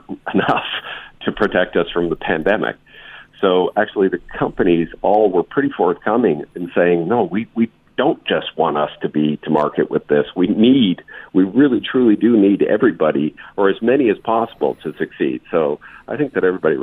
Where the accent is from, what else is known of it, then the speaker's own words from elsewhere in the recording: Canada; now in United States; I am Canadian